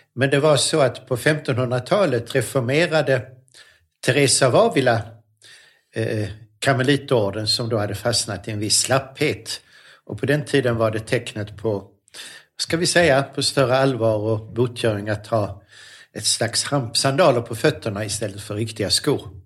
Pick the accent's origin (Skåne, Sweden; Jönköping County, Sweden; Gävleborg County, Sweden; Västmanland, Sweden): Skåne, Sweden; Lund; moved away as an adult; also born or lived in Sorengo, Switzerland; Så att jag är uppvuxen i Lund men född i Schweiz